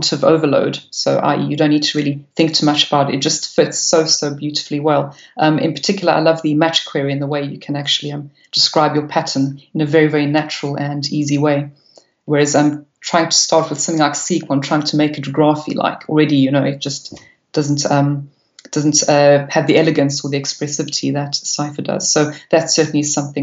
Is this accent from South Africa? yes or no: yes; South Africa; moved away as an adult; now in United Kingdom; I've been in the UK now for 16 years, but yes, I still do. I do try and speak it with any South Africans